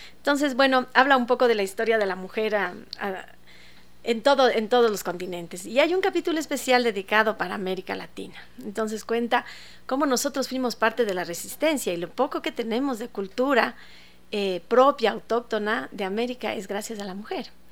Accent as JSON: {"language": "Spanish", "country": "Ecuador", "said": "como ecuatorianos"}